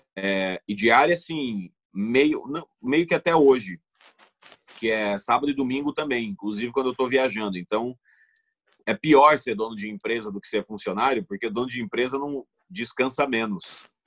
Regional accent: Sinop, Mato Grosso, Brazil; also born or lived in Cuiabá; eu cresci é, em Cuiabá, onde eu nasci, no, no, no capital, na capital do Mato Grosso. Uhum. E depois eu fui para Sinop, que é uma cidade no interior do Mato Grosso, e foi lá que eu cresci

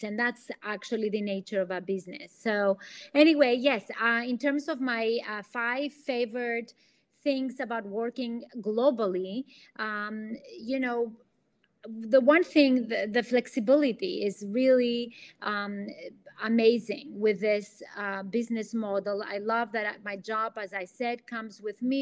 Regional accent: Athens, Attica, Greece; accent: Greek; English is a second language; now in United States; I'm originally from Athens, Greece. That's the accent you hear.

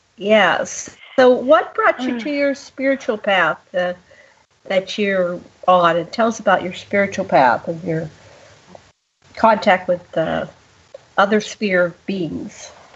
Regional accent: Pittsburgh, Pennsylvania, United States; now in Maui, United States; I grew up in Pittsburgh

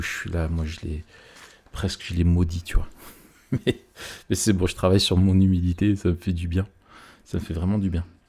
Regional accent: France; chez nous en France

